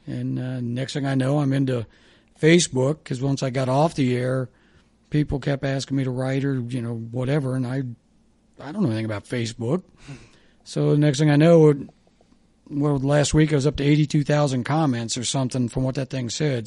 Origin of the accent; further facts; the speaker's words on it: Kettering, Ohio, United States; also born or lived in Dayton, Ohio / Kentucky; I was born in Dayton, grew up in Kettering, went to Fairmount West